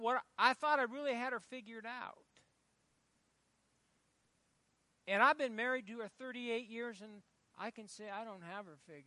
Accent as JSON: {"language": "English", "town": "Fairbury", "region": "Nebraska", "country": "United States", "said": "I'm from Fairbury"}